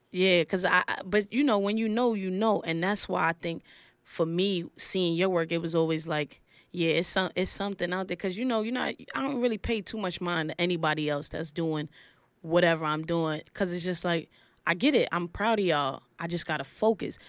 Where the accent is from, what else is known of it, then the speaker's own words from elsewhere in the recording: New York City, New York, United States; also born or lived in Laurinburg, North Carolina; I'm from Brooklyn